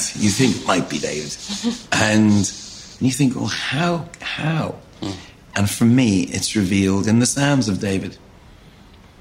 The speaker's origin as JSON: {"language": "English", "country": "Ireland", "said": "I am Irish"}